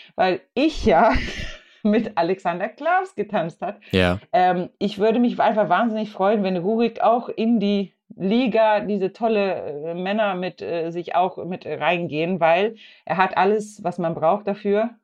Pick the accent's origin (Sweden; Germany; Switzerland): Sweden; Also ich komme ja aus Schweden